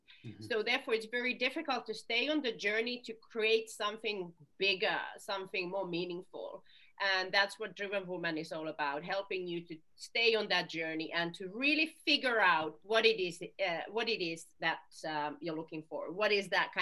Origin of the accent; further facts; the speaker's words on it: Finland; now in United Kingdom; I'm originally from Finland, so I listen to Finnish tango